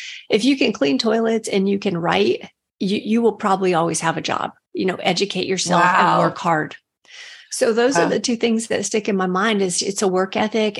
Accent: New Mexico, United States; I grew up in New Mexico

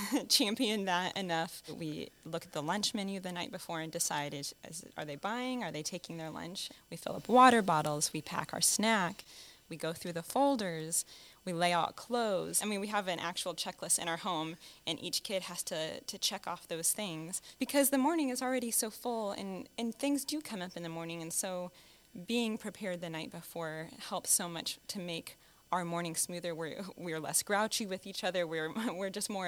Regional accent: Blue Valley School District, Kansas, United States; I grew up in the Blue Valley School District, so I was in kindergarten here in Blue Valley

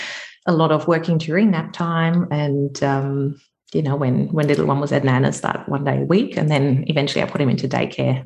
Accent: Germany; moved away as an adult; now in Australia; I'm originally from Germany. You might be able to pick that up. So I have been in Australia for 20 years

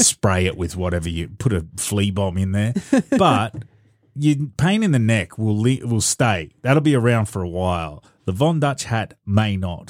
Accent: Australia; as an Australian

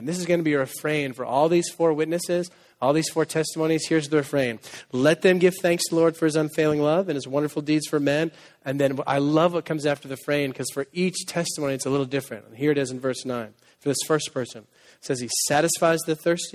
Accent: Needham, Massachusetts, United States; moved away as an adult; also born or lived in Waco, Texas; now in Boston, United States; I'm from Needham

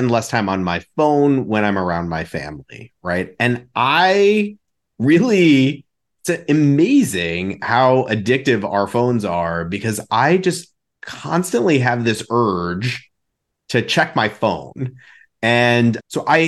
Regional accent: New York, United States; now in Chicago, United States; growing up in New York

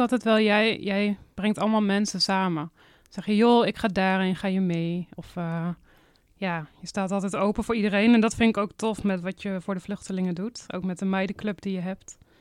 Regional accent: Nunspeet, Gelderland, Netherlands; moved away as an adult; now in Zwolle, Netherlands; Ik kom uit Zwolle. En, eh, ik ben, eh, geboren in Nunspeet, daar ook opgegroeid

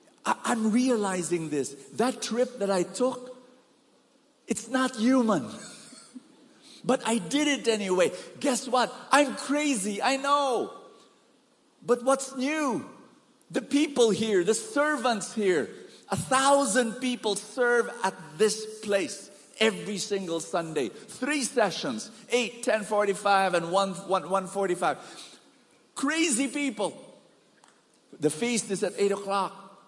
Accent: Bahamas; I came from Bahamas. In a small island, there are 7 feasts.

